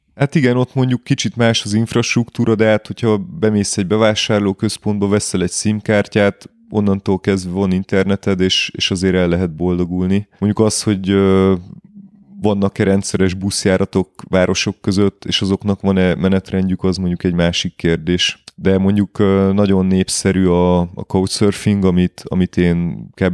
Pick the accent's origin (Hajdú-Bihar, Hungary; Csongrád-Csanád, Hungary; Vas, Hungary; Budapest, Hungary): Budapest, Hungary; én budapesti vagyok. Budapesten élek